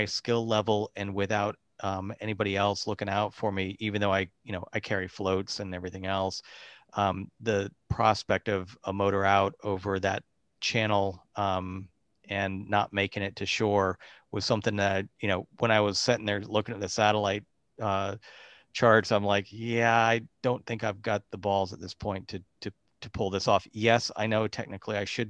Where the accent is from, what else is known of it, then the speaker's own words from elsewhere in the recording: Central Florida, United States; moved away; I grew up in Central Florida, East in Central Florida, and lived in West Central Florida as well. So I spent most of my life there